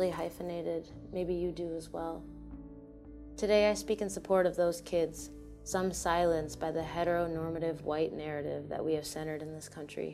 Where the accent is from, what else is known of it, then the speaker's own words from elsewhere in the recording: United States; also born or lived in Iowa City, Iowa; On one side of my hyphen, I am American. By birthright, by schooling and soccer games, by barbecues and birthday parties, by public library card, by voter card, I am brown-eyed Americana, first generation